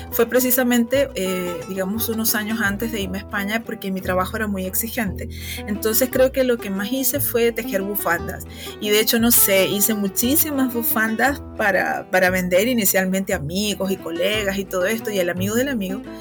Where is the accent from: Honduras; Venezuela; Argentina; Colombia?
Venezuela; accent: Venezuelan; also born or lived in Spain; hay personas que me escuchan y me dicen efectivamente que tengo acento venezolano, que seguramente es así. Mi esposo es venezolano y bueno, viví desde, digamos, desde la preadolescencia hasta eh, ya, digamos, ser una persona adulta.